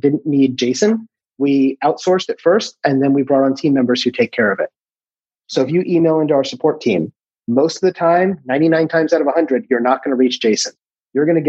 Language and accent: English; United States; moved away as an adult; also born or lived in Maryland / Puerto Rico; now in Italy; as an American